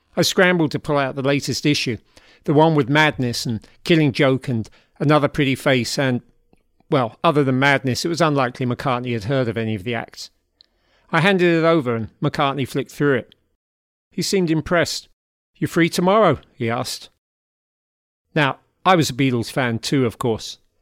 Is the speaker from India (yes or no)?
no; London, United Kingdom; now in Hudson Valley, United States; those formative years growing up in South London in the seventies